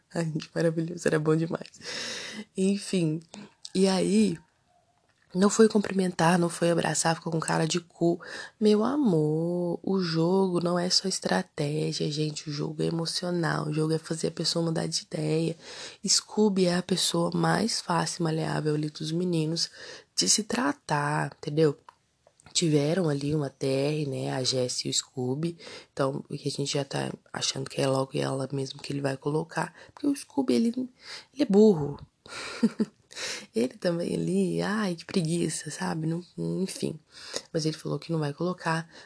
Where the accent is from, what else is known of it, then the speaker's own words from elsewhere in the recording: Brazil; a gente é brasileiro